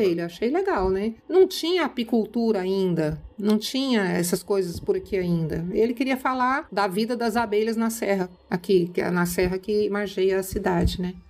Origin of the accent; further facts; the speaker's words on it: Goiânia, Goiás, Brazil; moved away as an adult; also born or lived in Uberlândia, Minas Gerais / Colinas, Tocantins; now in Palmas, Brazil; Minha infância foi em Goiânia, Goiás. Nasci em Minas, Goiânia. Uberlândia. Logo a família se mudou para Goiânia, cresci em Goiânia